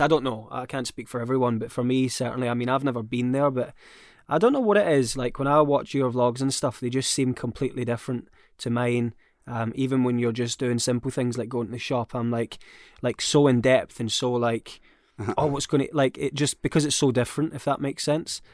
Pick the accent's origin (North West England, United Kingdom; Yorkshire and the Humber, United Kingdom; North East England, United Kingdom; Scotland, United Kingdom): Scotland, United Kingdom; I'm Scottish